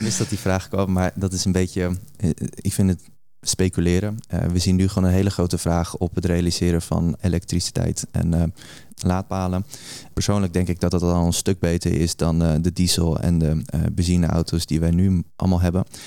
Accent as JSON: {"language": "Dutch", "town": "Almere", "region": "Flevoland", "country": "Netherlands", "said": "omdat ik uit Almere kom"}